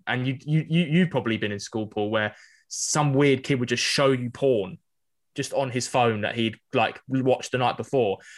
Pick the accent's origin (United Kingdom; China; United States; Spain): United Kingdom; London; growing up in North East London